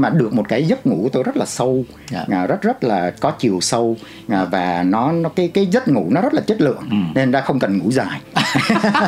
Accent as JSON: {"language": "Vietnamese", "country": "Vietnam", "also_born_or_lived": "Canada", "moved": "yes"}